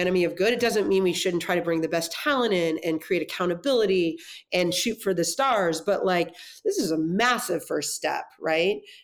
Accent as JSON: {"language": "English", "town": "Los Angeles", "region": "California", "country": "United States", "tie": "born or raised there", "also_born_or_lived": "Durham, North Carolina", "said": "I grew up in the San Fernando Valley"}